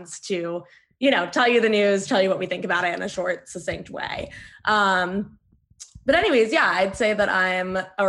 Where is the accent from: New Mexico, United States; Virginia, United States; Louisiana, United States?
Virginia, United States; Middleburg; moved away as an adult; also born or lived in Boston; now in New York City, United States; I technically live in New York City, but I've been in my hometown of Middleburg, Virginia